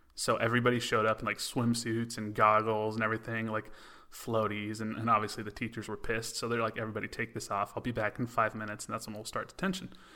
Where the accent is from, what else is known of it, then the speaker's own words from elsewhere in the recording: Los Angeles, California, United States; growing up in Los Angeles